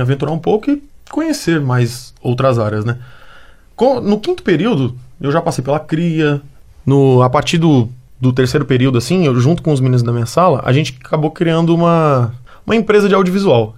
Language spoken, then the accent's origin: Portuguese; São Paulo, Brazil; moved away as an adult; now in Belo Horizonte, Brazil; E vim pra cá, pra UFMG, sou, sou de São Paulo.